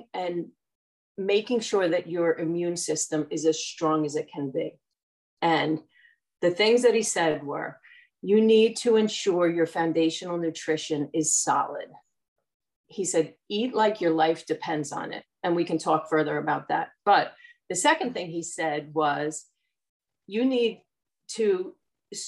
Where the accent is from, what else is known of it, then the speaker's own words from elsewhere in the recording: New Jersey, United States; I'm from Central Jersey and I've lived in New Jersey pretty much my entire life